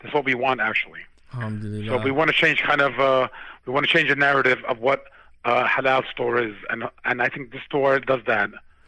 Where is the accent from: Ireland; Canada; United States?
United States; New York; So we're from New York, and this is a line of business we've been in for many, many years.